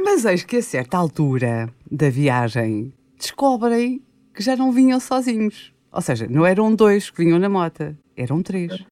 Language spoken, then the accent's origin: Portuguese; Guinea-Bissau; eu sou guineense também, eu nasci na Guiné-Bissau